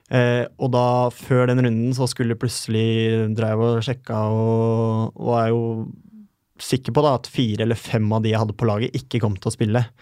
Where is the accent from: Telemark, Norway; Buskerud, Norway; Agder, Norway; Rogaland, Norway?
Telemark, Norway; Porsgrunn; Jeg er en kar fra Porsgrunn